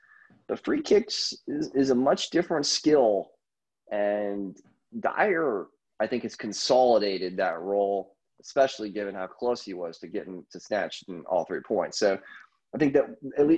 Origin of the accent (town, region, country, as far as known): United States